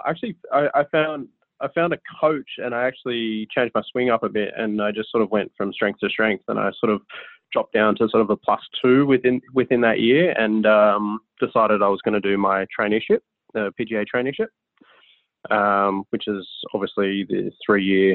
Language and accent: English; Sydney, New South Wales, Australia; I grew up in Palm Beach in Sydney, Australia